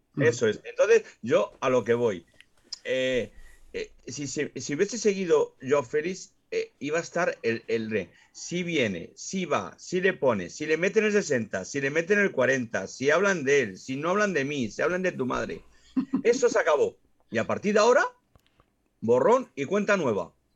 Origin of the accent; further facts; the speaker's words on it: Extremadura, Spain; vas a mi tierra, vas a Extremadura